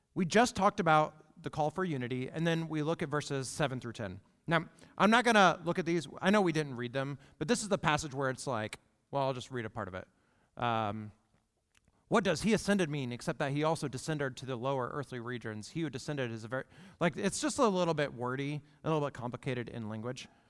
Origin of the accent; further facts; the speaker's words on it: United States; we, as an American church